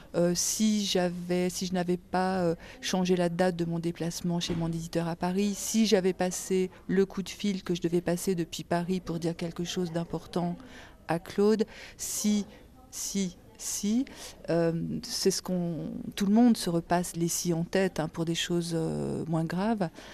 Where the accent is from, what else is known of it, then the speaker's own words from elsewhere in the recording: Algeria; je suis née en Algérie